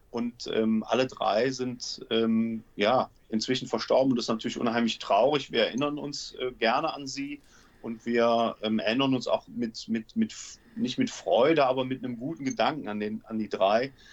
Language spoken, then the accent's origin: German; Aachen, North Rhine-Westphalia, Germany; now in Cologne, Germany; Ich bin mit dem Studium ähm, bin ich nach Köln gezogen